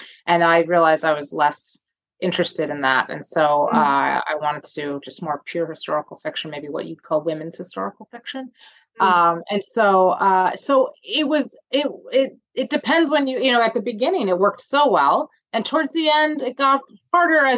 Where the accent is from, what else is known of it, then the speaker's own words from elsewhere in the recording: New Jersey, United States; moved away as an adult; now in Toronto, Canada; I'm originally from New Jersey, and I married a Canadian man and live in Toronto now in Canada.